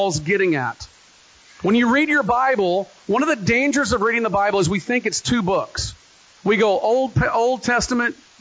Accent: United States; we as American Christians

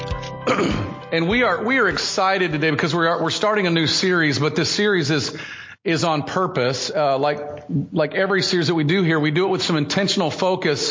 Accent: United States; my American status as a American citizen

